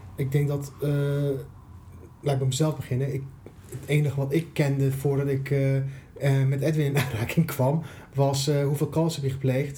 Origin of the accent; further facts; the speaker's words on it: Iran; now in Netherlands; ik kom natuurlijk uit Iran, dat gaf je net aan. Mhm. ik woon al wel al een tijdje in Nederland